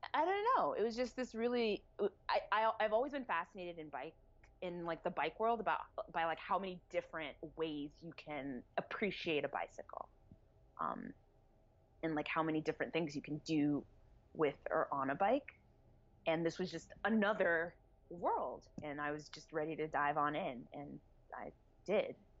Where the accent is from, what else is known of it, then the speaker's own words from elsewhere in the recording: New Jersey, United States; moved away as an adult; also born or lived in Atlanta, Georgia / Boston / Brooklyn / Carlton, Georgia; now in Bay Area, United States; So I was born in Atlanta, grew up in New Jersey, went to school in Boston, well, college in Boston, and then I lived in Brooklyn for a while, and now I live in the Bay Area